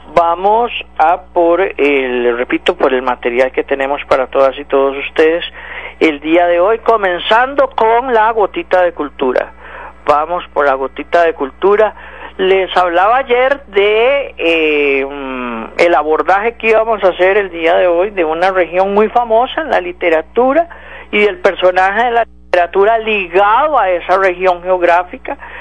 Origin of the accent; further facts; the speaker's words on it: Costa Rica; como costarricense